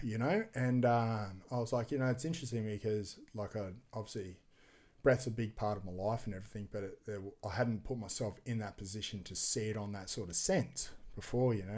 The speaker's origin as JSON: {"language": "English", "town": "Gold Coast", "region": "Queensland", "country": "Australia", "tie": "born or raised there", "said": "Commonwealth Games is in my hometown next year"}